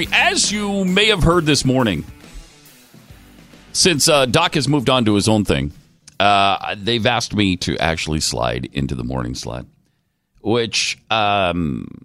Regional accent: Georgia, United States; growing up in Georgia, I would understand it. You know, Bulldogs, Braves, and Falcons.

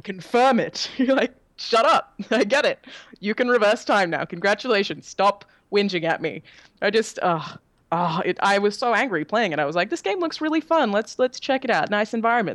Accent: Australia; moved away as an adult; now in California, United States

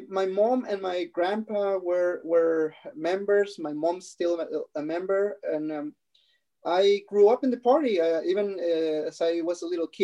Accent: Mexicali, Baja California, Mexico; English is a second language; moved away as an adult; now in Germany; I come from a from a border city. It's called Mexicali, which is uh, around uh, one and a half hours away from Tijuana uh, in, at the border with San Diego. So I grew up there

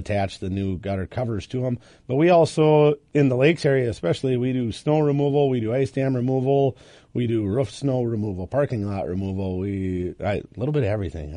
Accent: Iowa, United States; now in Minnesota, United States; I'm actually from Iowa originally

